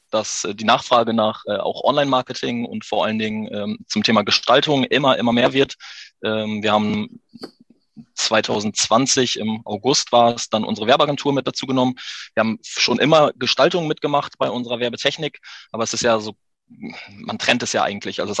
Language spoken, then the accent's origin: German; Haren, Lower Saxony, Germany; bin 33, komme aus Haaren an der Ems, bin ein äh, waschechter Emsländer, geboren in Haaren